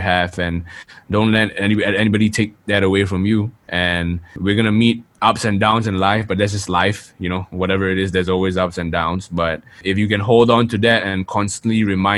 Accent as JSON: {"language": "English", "country": "Singapore", "said": "I'm from Singapore and I'm living in Singapore"}